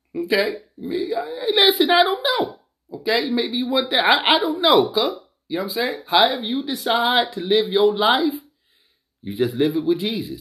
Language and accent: English; Philadelphia, Pennsylvania, United States; this is from the United Evangelistic Church uh, of Philadelphia. All right, this is my hometown church